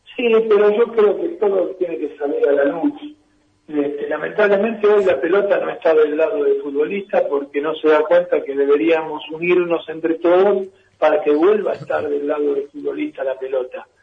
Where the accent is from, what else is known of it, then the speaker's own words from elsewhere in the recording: Argentina; Me crié en los Babis con toda la familia de Maradona